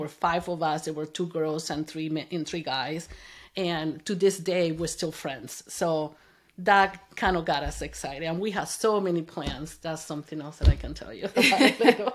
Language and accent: English; Venezuela; English is a second language; moved away as an adult; also born or lived in Kansas, United States; now in United States; I grew up in Venezuela